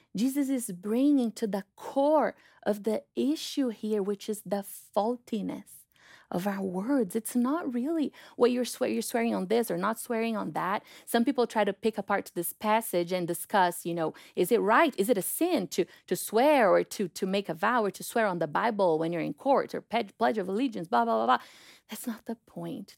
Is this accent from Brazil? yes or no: yes; Brazil; moved away; I'm from Brazil